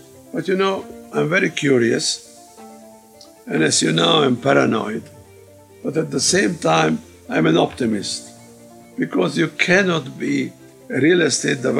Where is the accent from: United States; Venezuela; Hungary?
Hungary; also born or lived in Budapest, Hungary / Czechoslovakia; now in Australia; I was born in Czechoslovakia in 1930. 8 years later, it became Hungary, so I was a Hungarian